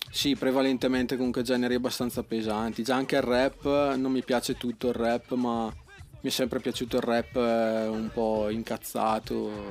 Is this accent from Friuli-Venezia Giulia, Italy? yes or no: no; Bagnolo Mella, Lombardy, Italy; Di Brescia, anzi sono di Bagnolo